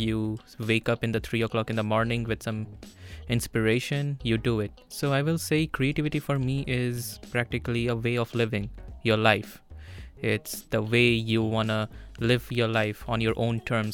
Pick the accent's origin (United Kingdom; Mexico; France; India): India; moved away as an adult; now in Vilnius, Lithuania; I'm from India. I've been here in Vilnius for the last 1.5 months